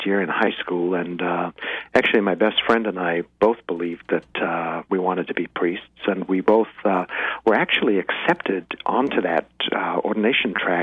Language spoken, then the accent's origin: English; Cape Town, Western Cape, South Africa; moved away as an adult; now in United States; I was born in Cape Town, South Africa, which is just a spectacularly, physically beautiful city. And lived there until I left South Africa as a political exile in 1980. So the first 22 years of my life were spent there.